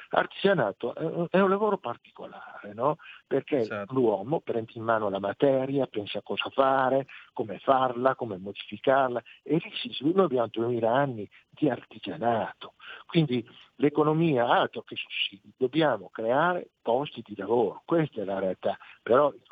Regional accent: Parma, Emilia-Romagna, Italy; non di Reggio Emilia, attenzione, io sono di Palma

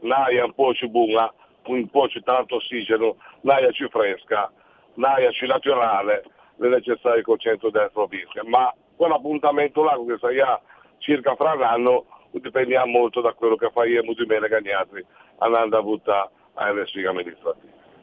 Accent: Liguria, Italy

